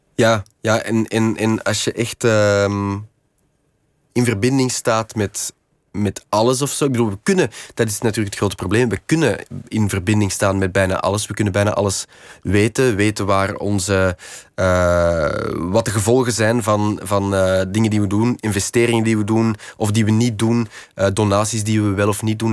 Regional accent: Kempen, Flanders, Belgium; moved away as an adult; now in Antwerp, Belgium; ik kom van de Kempen. De Kempen is, is eigenlijk ja, een beetje in de rand. Het is een soort van ruraler gebied in de rand van, eh, van Antwerpen. Ehm, dus ik ben ja, een soort als campenzoon dan op het eh, platteland wel opgevoed

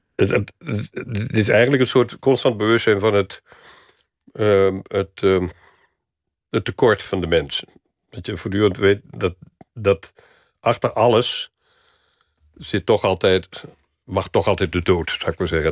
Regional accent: Venlo, Limburg, Netherlands; moved away; in de provincie, ehm, waar niks was in Venlo waar ik opgroeide

